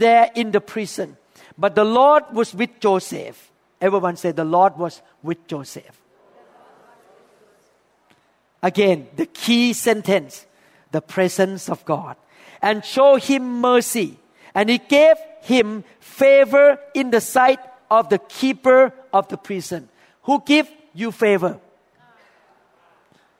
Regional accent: Thailand; accent: thick English accent; English is a second language; moved away as an adult; now in United States

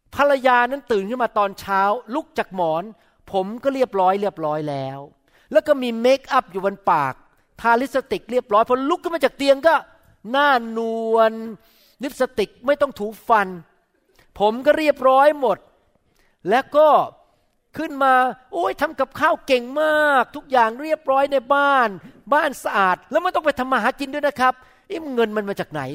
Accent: Thailand; now in United States

